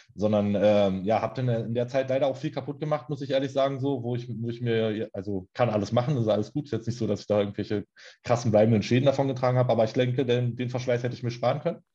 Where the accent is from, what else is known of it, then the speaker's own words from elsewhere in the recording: Berlin, Germany; wohne in Berlin, auch schon mein ganzes Leben lang